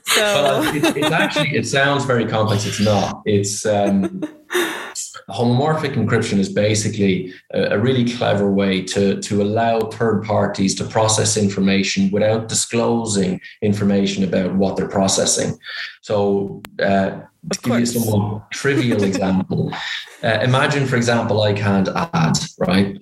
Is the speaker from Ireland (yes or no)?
yes; Ireland; accent: Irish; You can probably tell by my accent I'm Irish